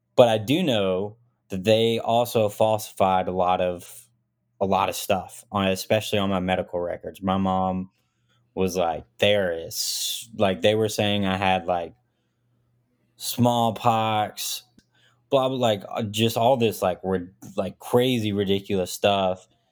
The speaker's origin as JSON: {"language": "English", "region": "Arkansas", "country": "United States", "tie": "born or raised there", "also_born_or_lived": "Smolensk, Russia", "said": "born there, came moved to, uh, Arkansas, rural city in Arkansas, really small town, and just kinda, yeah, just grew up and did"}